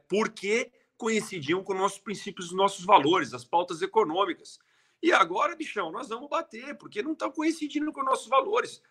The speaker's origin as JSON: {"language": "Portuguese", "country": "Brazil", "said": "o nosso Brasil"}